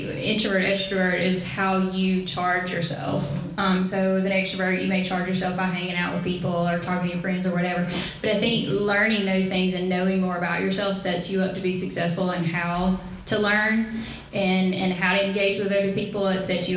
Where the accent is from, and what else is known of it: the South, United States; accent: southern